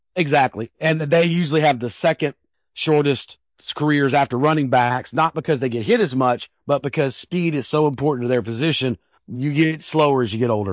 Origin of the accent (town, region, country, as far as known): Denver, Colorado, United States; born or raised there